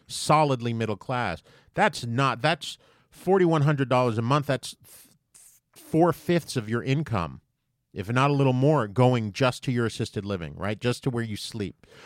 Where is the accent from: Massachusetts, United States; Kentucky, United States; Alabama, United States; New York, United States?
New York, United States; I am from New York for the most part